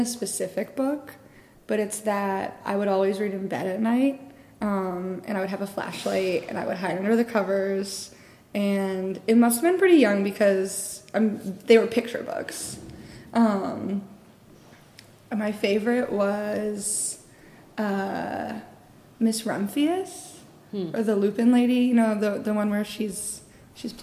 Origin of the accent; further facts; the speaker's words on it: Canterbury, Connecticut, United States; also born or lived in Danbury, Connecticut; I was born in Danbury, Connecticut. But I grew up in Canterbury, Connecticut